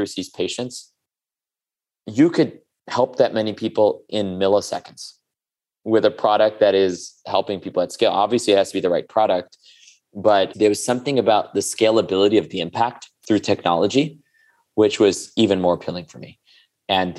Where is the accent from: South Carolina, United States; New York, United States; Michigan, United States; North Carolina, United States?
New York, United States; New York City; also born or lived in India; I was born in India to immigrant parents. Came to this country when I was 2 and moved to Queens, right next to Shea Stadium.